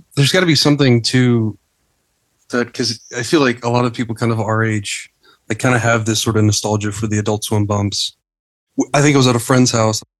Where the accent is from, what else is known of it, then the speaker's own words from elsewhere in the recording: Texas, United States; moved away as an adult; now in United Kingdom; I grew up in Texas too